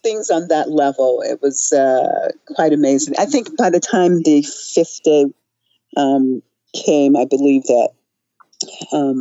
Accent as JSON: {"language": "English", "country": "United States", "moved": "as an adult", "lives_now": "Iran", "said": "As an American, as a journalist, and then choosing to live in Iran"}